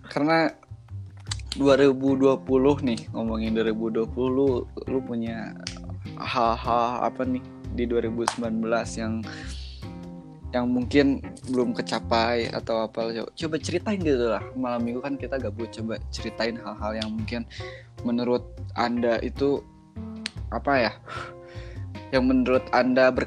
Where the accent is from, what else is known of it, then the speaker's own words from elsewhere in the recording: Bandung, West Java, Indonesia; aing mana aing mana kita Sunda kita Indo Sunda Indo Sunda gitu loh apa